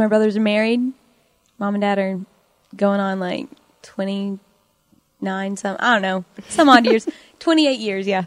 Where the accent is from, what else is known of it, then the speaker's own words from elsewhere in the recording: Chickasha, Oklahoma, United States; moved away as an adult; now in Norman, United States; I was born and raised in Chickasha, Oklahoma